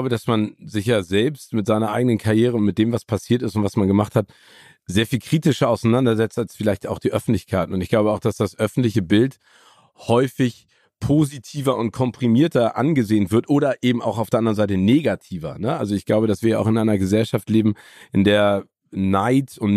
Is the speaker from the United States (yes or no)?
yes; Phoenix, Arizona, United States; born there; ich bin ja auch in Phoenix, Arizona geboren